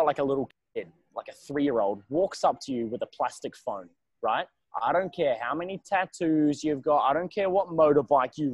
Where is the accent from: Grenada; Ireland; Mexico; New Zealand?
New Zealand; now in Australia; I'm a New Zealander